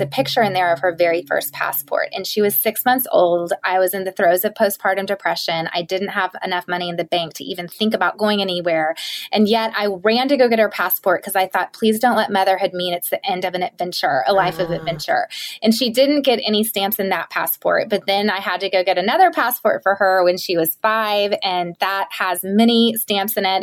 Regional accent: the South, United States; I am from the South and my mom was a stay at home mom

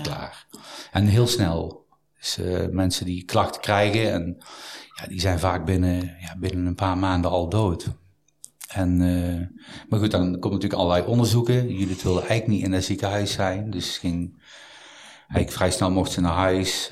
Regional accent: Mierlo, North Brabant, Netherlands; also born or lived in Eindhoven / Amsterdam; verder gegaan in mijn geboortedorp, Mierlo, waar ik acht jaar heb gezeten

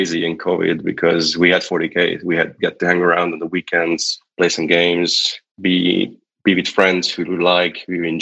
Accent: Hungary; English is a second language; I'm from Hungary

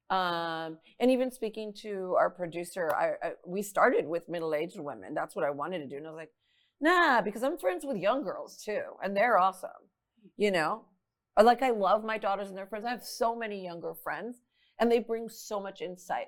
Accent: Laredo, Texas, United States; moved away as an adult; now in San Antonio, United States; moved to San Antonio from my hometown Laredo, Texas

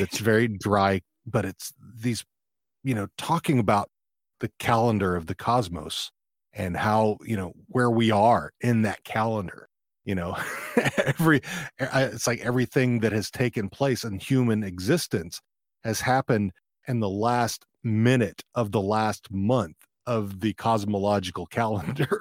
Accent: Fort Worth, Texas, United States; moved away; also born or lived in Leonard, Texas; I was raised, uh, initially, I was raised in Fort Worth, but then, you know, when I was twelve, we moved out to r, very rural Texas

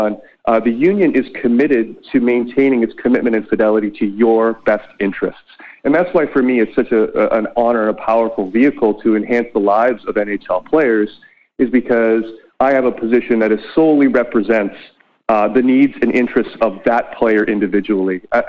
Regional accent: Whitby, Ontario, Canada; I completed my clinical work down at Ontario Shores in my hometown of Whitby

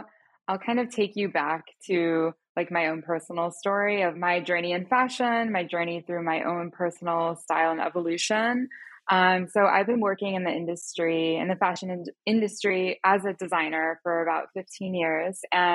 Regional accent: Pakistan; also born or lived in United States; which I'm Pakistani and American. I grew up in both places, and that definitely has an influence on my personal style.

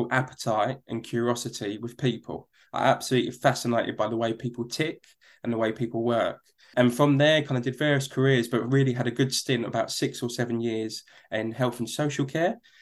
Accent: London, United Kingdom; accent: Cockney; where we were born and where I grew up was a place called East London, in particular near a place called Hackney.

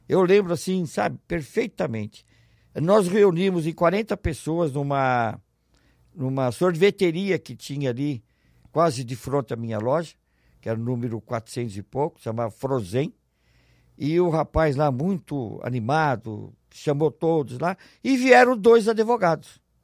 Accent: São Paulo, Brazil; moved away as an adult; now in Ribeirão Preto, Brazil; Eu sou natural de São Paulo, eu era diretor administrativo do Matarazzo, fui transferido para Ribeirão Preto

